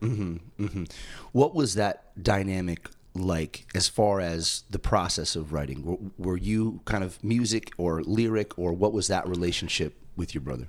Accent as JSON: {"language": "English", "region": "East Coast", "country": "United States", "tie": "born or raised there", "said": "as a non-native growing up on the East Coast"}